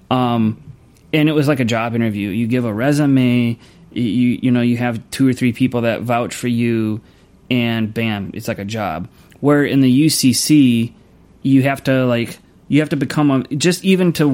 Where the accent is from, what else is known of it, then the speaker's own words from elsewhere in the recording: Louisville, Kentucky, United States; moved away; also born or lived in Kansas; I'm actually from Kentucky. I was born and raised right outside of Louisville.